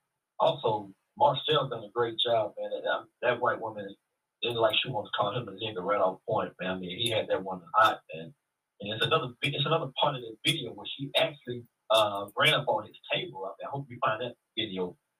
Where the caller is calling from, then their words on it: Dallas, Texas, United States; calling from Dallas, Texas.